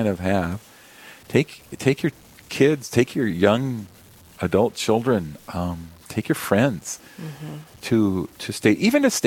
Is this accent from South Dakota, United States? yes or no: yes; Yankton, South Dakota, United States; I grew up in Yankton, South Dakota